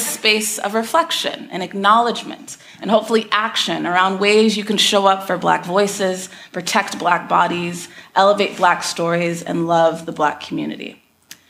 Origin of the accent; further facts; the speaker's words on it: Texas, United States; I grew up in Texas